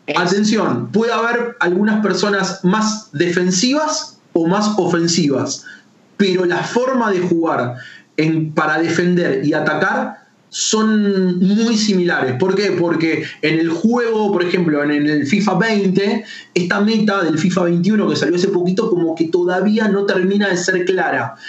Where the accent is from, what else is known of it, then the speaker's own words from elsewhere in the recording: Argentina; soy embajador argentino